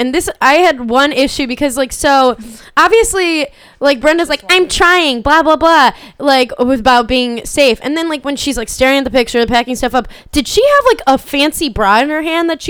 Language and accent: English; Chicago, Illinois, United States; Like, because I'm from right outside of Chicago, and, like